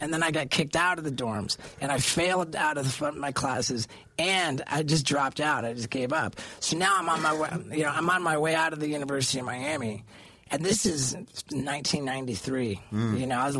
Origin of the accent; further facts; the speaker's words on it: Brazil; also born or lived in England; Like, I was born in England and I moved to Brazil. My family moved to Brazil when I was only 6 months old.